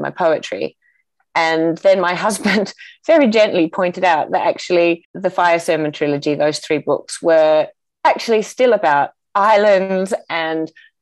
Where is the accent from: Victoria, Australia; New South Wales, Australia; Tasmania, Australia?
Tasmania, Australia; growing up in Tasmania